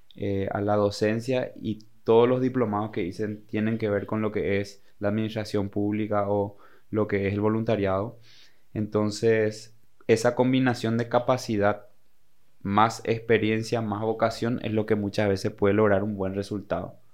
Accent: Paraguay; now in Encarnación, Paraguay; ser buenos paraguayos

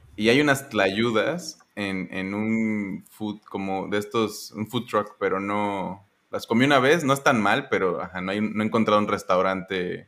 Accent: Michoacán, Mexico; now in Mérida, Mexico; ahorita en Mérida, pero soy de Michoacán

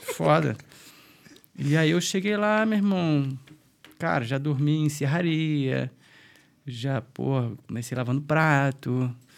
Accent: Niterói, Rio de Janeiro, Brazil; moved away as an adult; now in Dublin, Ireland; a gente é de Niterói

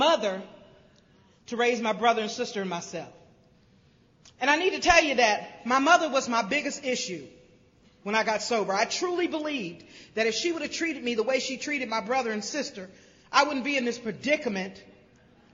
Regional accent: Greenville, South Carolina, United States; now in Cincinnati, United States; I was raised in Greenville, South Carolina

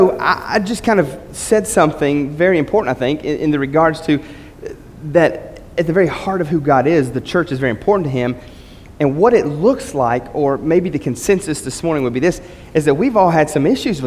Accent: West Virginia, United States; growing up in West Virginia, going to a little small church

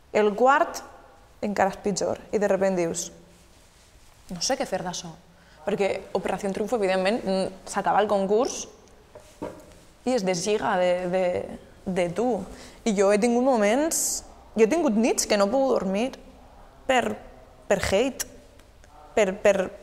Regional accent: Beniarrés, Valencian Community, Spain; el meu poble

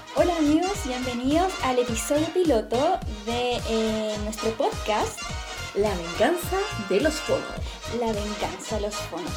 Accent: Santiago, Santiago Metropolitan Region, Chile; yo soy de Santiago

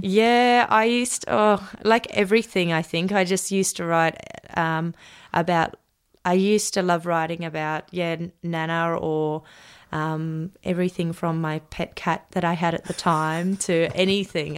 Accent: Maroochydore, Queensland, Australia; we, um, live right across the road from the beach, um, in Mark Cooler

